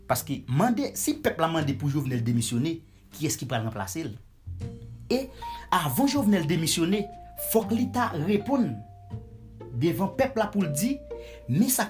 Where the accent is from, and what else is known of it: Haiti; moved away